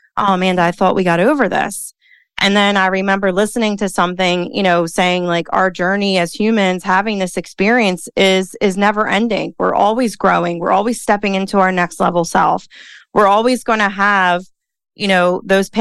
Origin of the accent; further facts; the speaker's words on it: Philadelphia, Pennsylvania, United States; accent: Philly; Dana and I, we're both from Philly. I love our accent